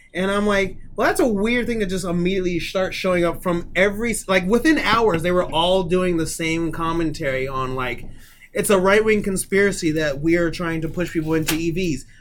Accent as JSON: {"language": "English", "country": "United States", "said": "as an American"}